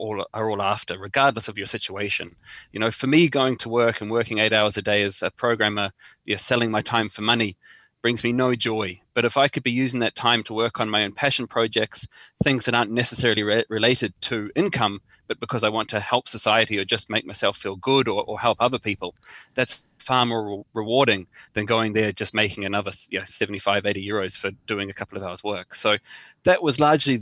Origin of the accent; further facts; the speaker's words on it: New Zealand; moved away as an adult; now in Ireland; I'm originally from New Zealand. I've been living here in Ireland now for almost 10 years